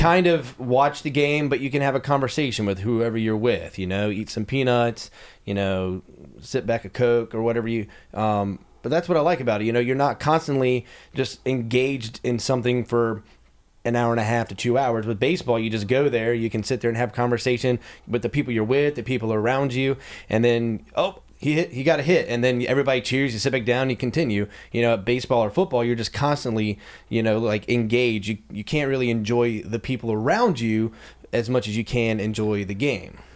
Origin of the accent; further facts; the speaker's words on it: Columbia, South Carolina, United States; my hometown with the Columbia Fireflies